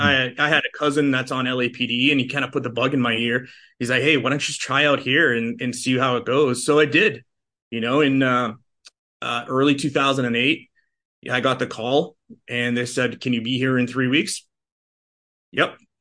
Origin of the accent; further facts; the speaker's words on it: outside of Boston, Massachusetts, United States; moved away as an adult; also born or lived in Los Angeles; I'm a transplant from Boston. Uh, so I grew up, uh, in a, in a city just outside of Boston.